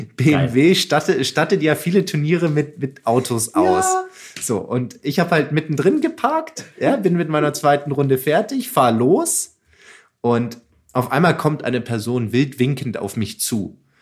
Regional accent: Munich, Bavaria, Germany; ich komme aus München

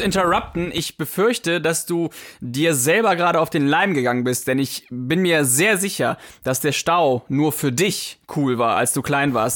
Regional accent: Poland; moved away; ich war früher als, als Kind, war ich auch auf vielen Bauernhöfen und auch äh, da, wo ich herkomme, in, in Polen

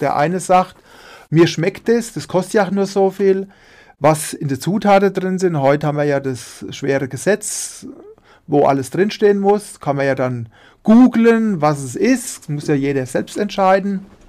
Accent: Münster, Hesse, Germany; also born or lived in Dieburg; ich bin in Dieburg geboren, in der Fastnachtshochburg und wohnen tue ich in Münster, das Nachbarort von Dieburg

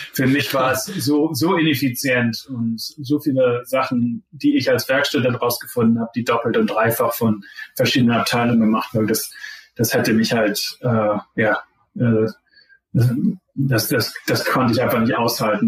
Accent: Zeven, Lower Saxony, Germany; moved away as an adult; also born or lived in Pennsylvania, United States; now in Stanford, United States; ich bin der Sohn von zwei Gymnasiallehrern in Zefen. Das ist so halbwegs zwischen Bremen und Hamburg. Also da bin ich eigentlich die ganze Zeit aufgewachsen

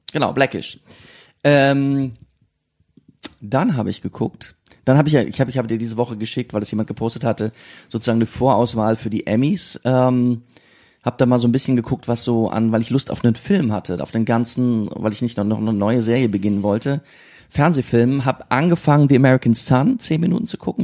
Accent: Siegen, North Rhine-Westphalia, Germany; now in Berlin, Germany; in meiner Kindheit in Siegen

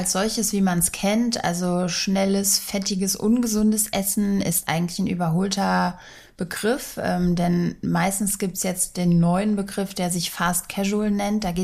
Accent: Sofia, Sofia City, Bulgaria; now in Germany; Meine Heimat ist Region Rhein-Main und ursprünglich Sofia, Bulgarien.

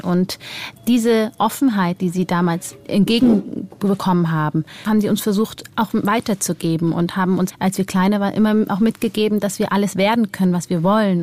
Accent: Germany; ich bin ja in Deutschland geboren und ich bin hier mein Leben lang aufgewachsen

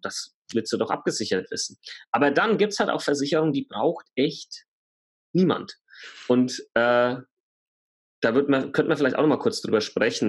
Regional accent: Germany; Bei uns in Deutschland

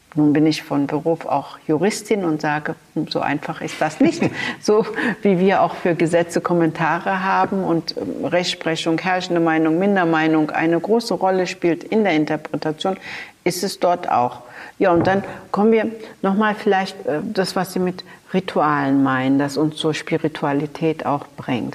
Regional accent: Berlin, Germany; im Wedding in der Utrechter Straße bin ich zur Schule gegangen, in die Rübezahl Grundschule

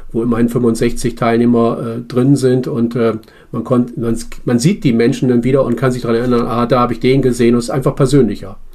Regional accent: Bremen, Germany; ich komme aus Bremen und zu, zu Bremer Bürgerräten

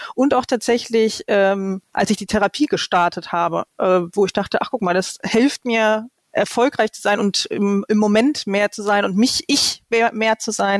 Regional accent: Lower Saxony, Germany; also born or lived in Hannover; now in Cologne, Germany; ich bin ja auch Niedersächsin von, von Hause aus

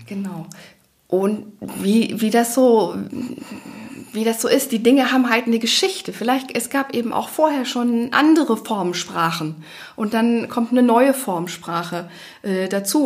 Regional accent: Leipzig, Saxony, Germany; moved away as an adult; Also ich komme selber aus einer Großstadt, ich komme eigentlich aus Leipzig

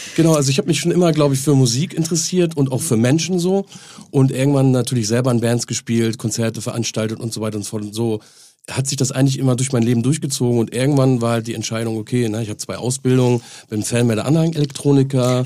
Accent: Henstedt-Ulzburg, Schleswig-Holstein, Germany; moved away; also born or lived in Hamburg; an meine äh, Geburtsstadt, Heinstedt-Ulzburg

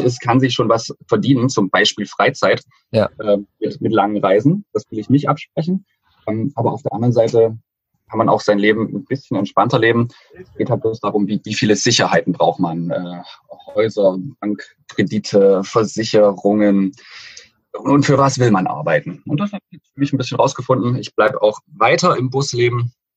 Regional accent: Dresden, Saxony, Germany; Also ich bin äh, Dresdner, seit ich so denken kann und ähm, mit der Heimat ganz gut verwurzelt.

